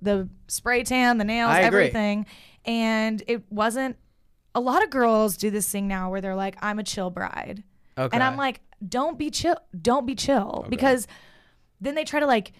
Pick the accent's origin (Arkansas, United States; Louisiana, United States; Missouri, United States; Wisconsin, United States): Arkansas, United States; Little Rock; moved away; I'm from Little Rock.